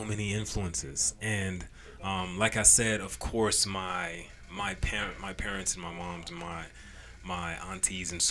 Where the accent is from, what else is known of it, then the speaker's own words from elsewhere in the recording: Hartford, Connecticut, United States; also born or lived in Trinidad and Tobago; now in Huntsville, United States; I am originally from Trinidad and Tobago, but I grew up on the East Coast, New England area, Connecticut, Hartford, Connecticut to be exact